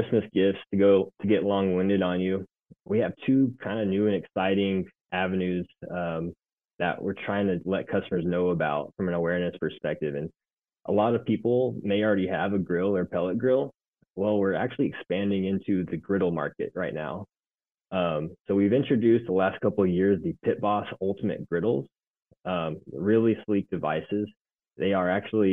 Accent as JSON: {"language": "English", "region": "Nebraska", "country": "United States", "tie": "born or raised there", "moved": "yes", "lives_now": "Arizona, United States", "said": "We're in Arizona, which I grew up in Nebraska"}